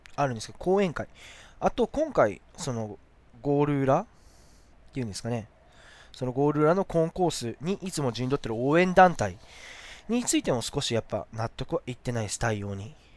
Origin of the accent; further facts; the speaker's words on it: Shizuoka, Japan; 僕、清水、その静岡市清水区出身なんで